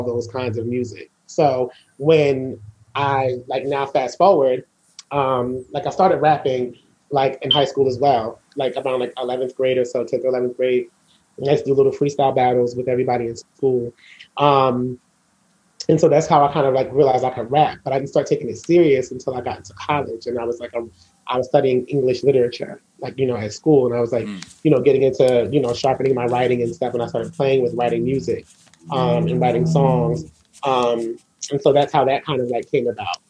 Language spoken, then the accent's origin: English; Asbury Park, New Jersey, United States; I grew up on the Jersey Shore